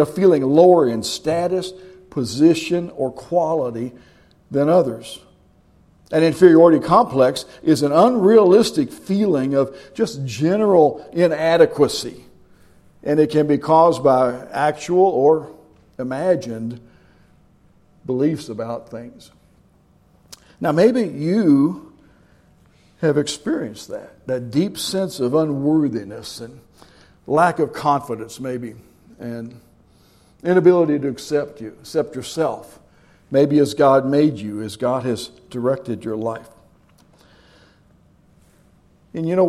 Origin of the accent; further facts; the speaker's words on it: Kentucky, United States; moved away as an adult; also born or lived in Tennessee / Cincinnati; I was from Kentucky